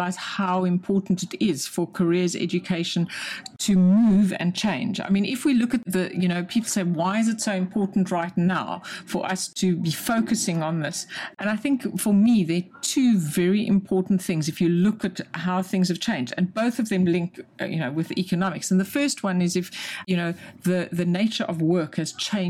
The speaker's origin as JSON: {"language": "English", "country": "South Africa", "also_born_or_lived": "London, United Kingdom", "moved": "as an adult", "lives_now": "United Kingdom", "said": "I wasn't born in this country. I'm South African"}